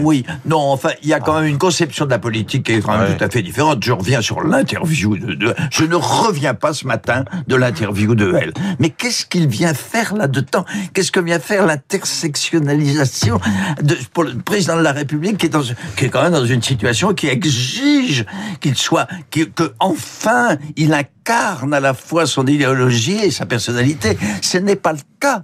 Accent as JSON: {"language": "French", "area": "the Nord", "region": "Hauts-de-France", "country": "France", "said": "je suis du Nord"}